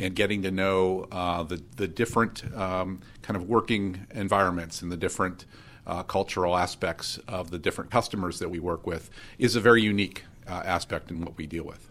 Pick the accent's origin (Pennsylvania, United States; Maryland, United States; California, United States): Pennsylvania, United States; Erie; I was born and raised in Erie